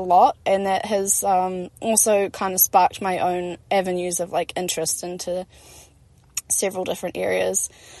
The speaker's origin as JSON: {"language": "English", "town": "Christchurch", "region": "Canterbury", "country": "New Zealand", "tie": "born or raised there", "said": "I've been born and raised in Otatahi"}